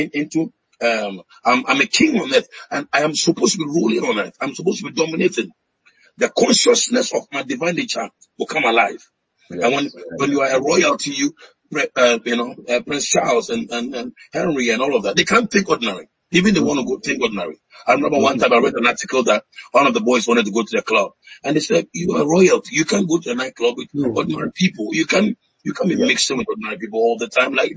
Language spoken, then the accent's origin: English; Ghana; I came through Ghana, but I'm not a Ghanaian.